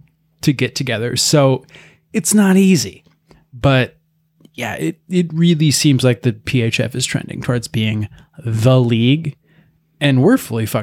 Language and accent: English; United States; I'm American.